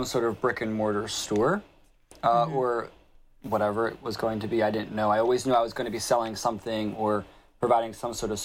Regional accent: North Wildwood, New Jersey, United States; I grew up and was born and raised in North Wildwood all my life

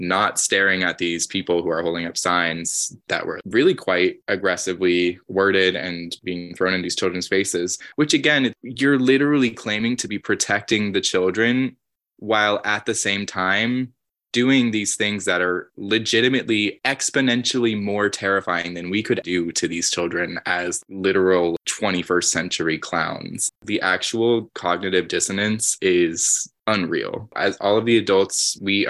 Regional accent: New York City, New York, United States; growing up in New York City

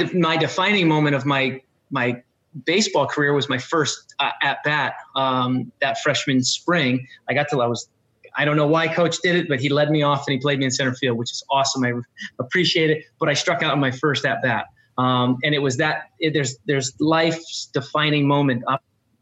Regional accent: Guilford, Connecticut, United States; I'm from Guilford, Connecticut, small town here where there's never been a professional athlete

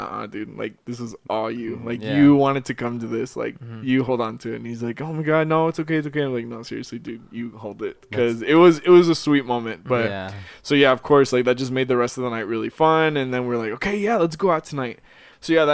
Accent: Austin, Texas, United States; moved away; I'm from Austin

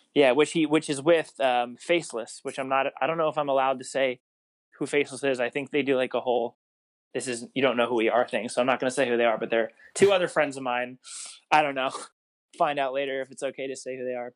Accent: Long Island, New York, United States; moved away as an adult; also born or lived in Rockland County, New York; now in Los Angeles, United States; I grew up on Long Island, moved from there when I was like I don't even know, maybe I don't know, probably middle school ish, and I moved to uh, Rockland County, New York

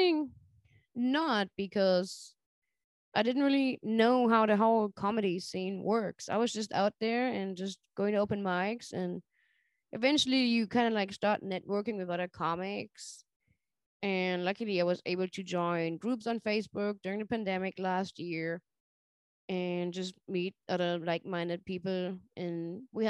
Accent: Germany; now in Charlotte, United States; growing up in Germany

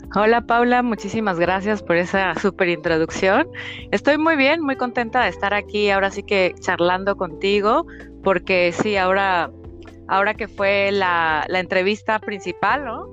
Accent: Mexico; moved away as an adult; now in Paris, France; como buena mexicana, ¿no? Después de estar 31 años viviendo por allá

